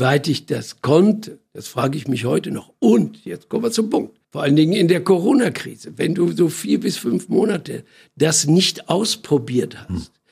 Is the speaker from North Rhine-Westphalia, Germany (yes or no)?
yes; Iserlohn, North Rhine-Westphalia, Germany; now in Berlin, Germany; bin geboren in einer Stadt in im Sauerland. Die Stadt heißt Iserlohn